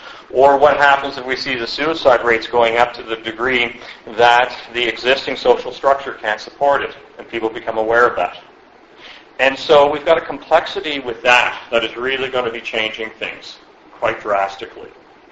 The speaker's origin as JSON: {"language": "English", "country": "Canada", "said": "Makes it interesting as an academic, makes it scary as a Canadian."}